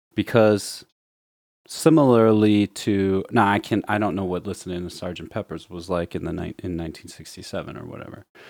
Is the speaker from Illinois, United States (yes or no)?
yes; Chicago, Illinois, United States; growing up in Chicago